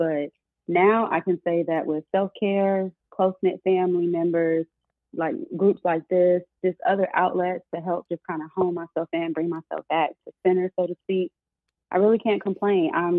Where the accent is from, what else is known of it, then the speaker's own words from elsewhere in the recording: Atlanta, Georgia, United States; I'm from Atlanta